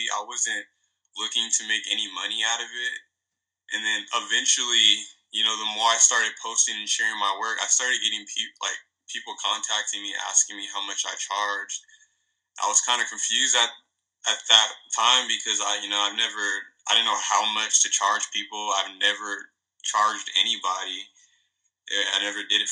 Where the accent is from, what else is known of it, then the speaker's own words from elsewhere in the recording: Redlands, California, United States; now in Victorville, United States; I grew up in Redlands, California. I lived there. I was like pretty much raised there, like, majority of my life, and then ended up moving to Victorville